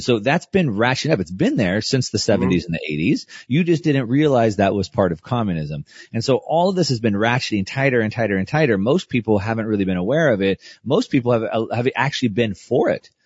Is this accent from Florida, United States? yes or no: no; South Texas, United States; I grew up in South Texas.